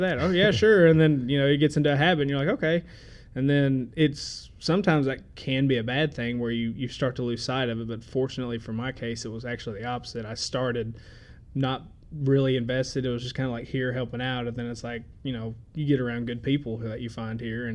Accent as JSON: {"language": "English", "town": "Murray", "region": "Kentucky", "country": "United States", "tie": "born or raised there", "also_born_or_lived": "Memphis", "said": "I was born and raised here in Murray"}